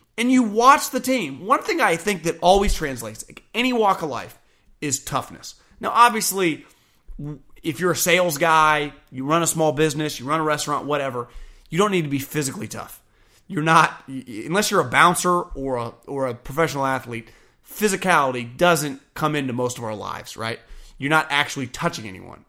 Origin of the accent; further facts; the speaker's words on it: Davis, California, United States; I'm born and raised in Davis